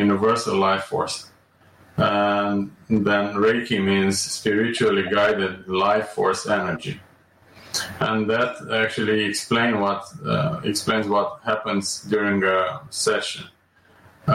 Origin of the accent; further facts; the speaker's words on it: Romania; moved away as an adult; also born or lived in Amsterdam; I was born and raised in Romania, and I graduated there from medical school.